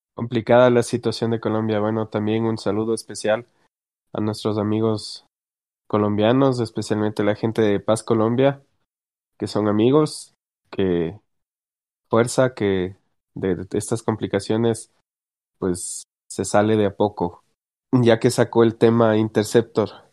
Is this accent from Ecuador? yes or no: yes; Ecuador; yo que soy de Ecuador